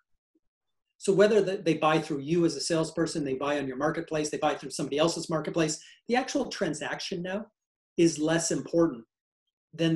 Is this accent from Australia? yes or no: no; Canada; I am a Canadian